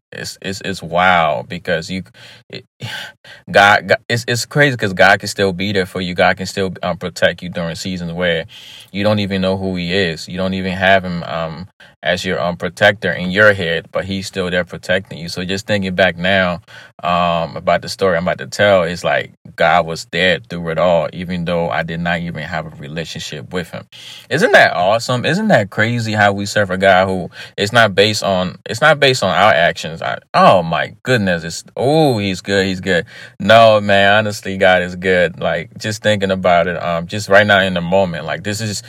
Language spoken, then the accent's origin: English; Liberia; moved away; I was born in Liberia, lived in Liberia for many, many years before actually relocating